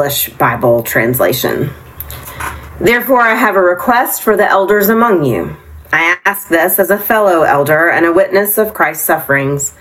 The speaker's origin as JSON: {"language": "English", "town": "Nashville", "region": "Tennessee", "country": "United States", "tie": "born or raised there", "moved": "yes", "lives_now": "Concord, United States", "said": "I'm a kid from Nashville, Tennessee"}